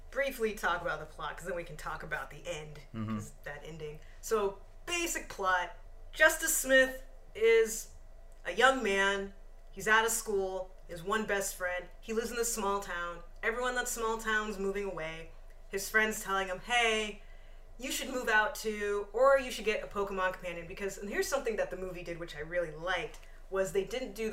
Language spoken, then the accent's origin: English; United Kingdom; I can be a villain in anything, and I will get paid a lot of money. also, I'm British.